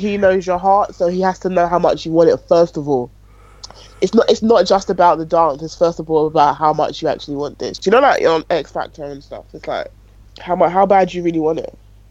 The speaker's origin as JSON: {"language": "English", "country": "United Kingdom", "said": "I thought it was just like a reference that I wouldn't get because I'm British."}